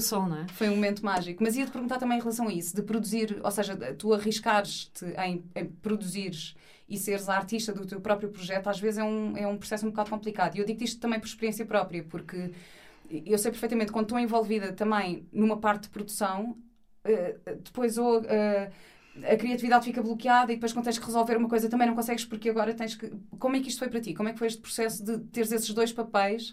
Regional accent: Portugal; sou de Portugal

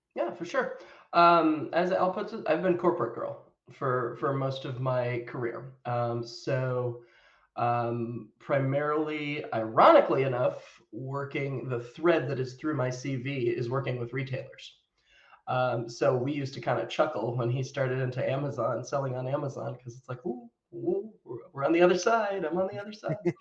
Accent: United States; moved away as an adult; also born or lived in United Kingdom; I am American by birth

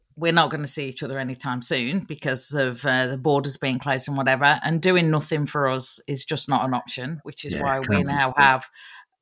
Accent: England, United Kingdom; now in Australia; being English-born, an English-born Australian that I am

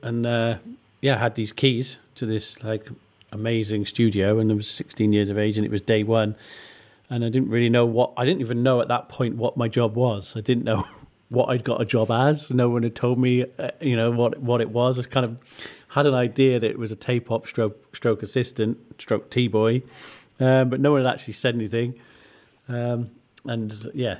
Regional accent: Monmouth, Wales, United Kingdom; growing up in Monmouth, everybody knows about Rockfield

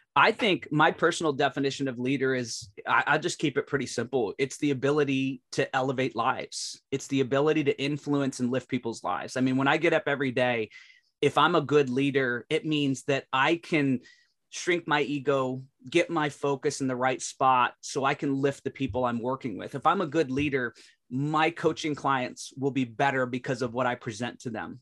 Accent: Alaska, United States; I was born in Alaska

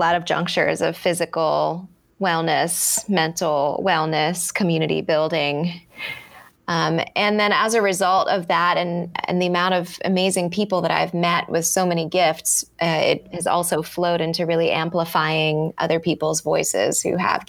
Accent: Baltimore, Maryland, United States; moved away as an adult; now in New Zealand; I'm from Baltimore City. So I grew up in Baltimore.

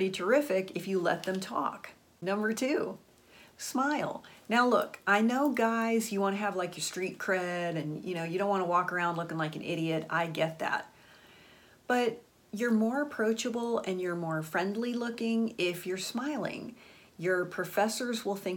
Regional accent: Florida, United States; I went to high school in Florida

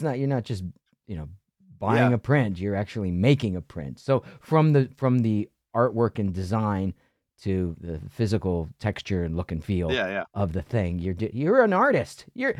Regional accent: Ohio, United States; now in New York City, United States; Where I grew up in Ohio, it was considered braggadocious or braggy

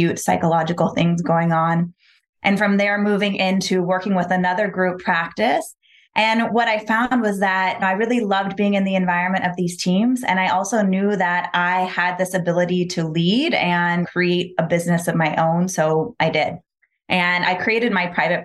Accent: Palm Springs, California, United States; also born or lived in Los Angeles; We moved to Palm Springs out in the desert pretty quickly. So I grew up in this very like desert, earthy energy, small town

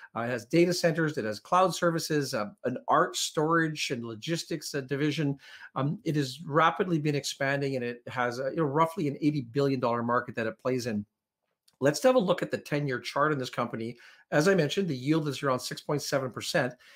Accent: Canada; also born or lived in Powell River; we're Canadian, and, you know, we're proud Canadians

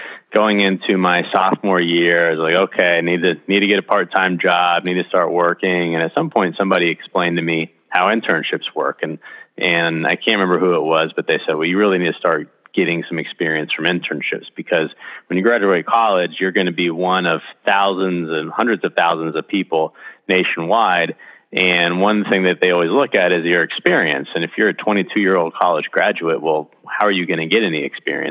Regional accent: Titusville, Florida, United States; I'm from Titusville originally here in Central Florida

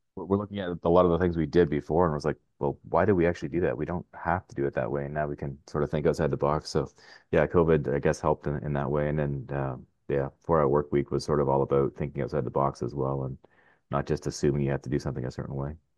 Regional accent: Ottawa, Ontario, Canada; also born or lived in Arnprior, Ontario / California; I'm from Ottawa. Uh, originally from Arm Ferrari, which is just, uh, west of here, but yeah, I'm, uh, I'm an Ottawa guy

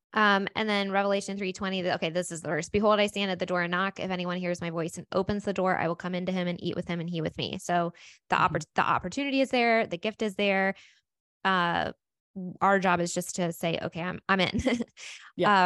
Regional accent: United States; we live in America and we were raised in Christianity

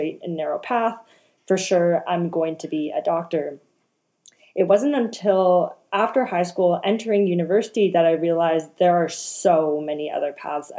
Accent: Canada; also born or lived in Hong Kong; I am Canadian. I come from a first-generation immigrant family from Hong Kong. So classic Canadian story, you know, we immigrated here

